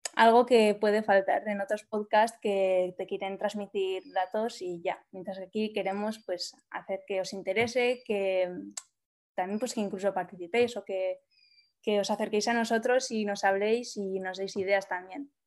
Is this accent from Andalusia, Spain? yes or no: no; Basque Country, Spain; moved away as an adult; now in Barcelona, Spain; soy del País Vasco y por eso estudié allí